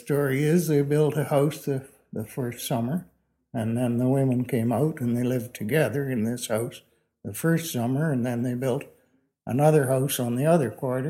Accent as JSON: {"language": "English", "town": "Hazelcliffe", "region": "Saskatchewan", "country": "Canada", "tie": "born or raised there", "also_born_or_lived": "Esterhazy", "said": "I was born in Hazelcliff, which is about 9 miles away from here."}